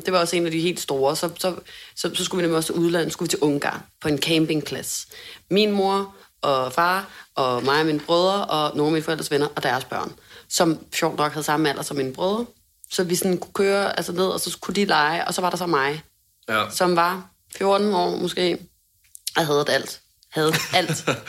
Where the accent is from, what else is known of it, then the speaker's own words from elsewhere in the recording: Hundested, Capital Region of Denmark, Denmark; hjemme i Hundested